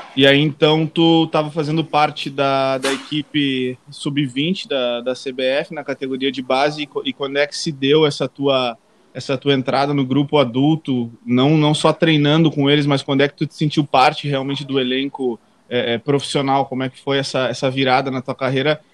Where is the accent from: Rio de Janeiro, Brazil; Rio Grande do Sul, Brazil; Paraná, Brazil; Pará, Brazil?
Rio Grande do Sul, Brazil; Uruguaiana; moved away; tô em Uruguaiana, no interior do Rio Grande do Sul, na minha cidade natal